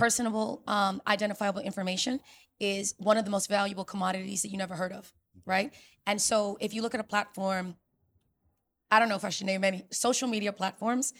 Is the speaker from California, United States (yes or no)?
no; New York City, New York, United States; selling enterprise software in New York City, my hometown, Silicon Alley